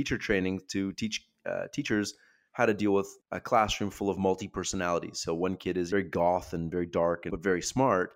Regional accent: Canada; I'm from Canada.

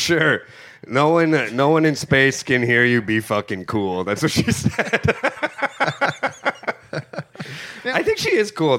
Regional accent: Sault Ste. Marie, Ontario, Canada; There's a statue of Wayne Gretzky premature ejaculating in my hometown.

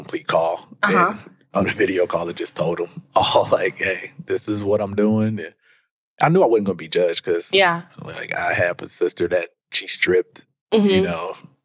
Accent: Illinois, United States; now in Las Vegas, United States; I am originally from Illinois. And now I'm a new resident of Las Vegas for the last 9 years

